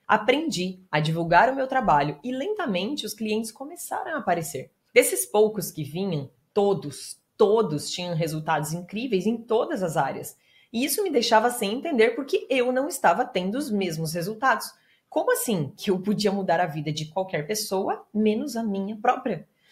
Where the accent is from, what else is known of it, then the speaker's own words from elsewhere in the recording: interior of Paraná, Brazil; Eu venho do interior do Paraná, filha de bancário e de professora, mais velha de seis irmãos